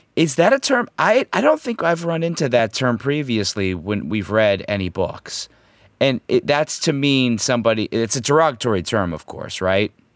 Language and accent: English; United States; as an American, myself, a true American as myself